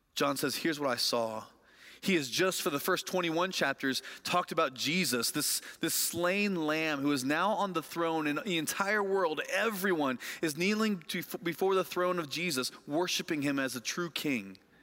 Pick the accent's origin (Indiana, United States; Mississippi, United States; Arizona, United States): Indiana, United States; Lafayette; moved away; my hometown of Lafayette, Indiana